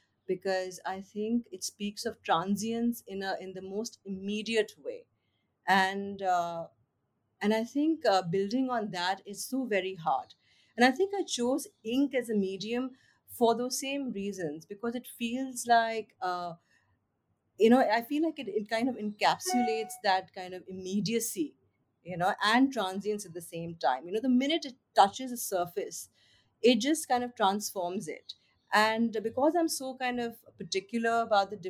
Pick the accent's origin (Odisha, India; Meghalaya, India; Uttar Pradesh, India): Uttar Pradesh, India; Lucknow; I'm from Lucknow